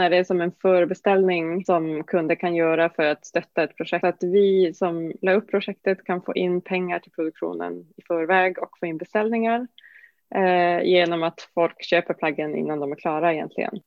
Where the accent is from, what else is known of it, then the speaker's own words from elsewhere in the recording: Norrbotten County, Sweden; Norrbotten där jag kommer ifrån.